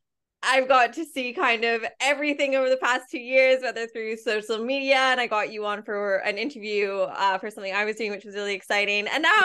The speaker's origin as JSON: {"language": "English", "country": "Canada", "said": "And I was basically, it was a place that's really easy for me to get a visa being Canadian, because I can just do a 2-year working holiday really easily."}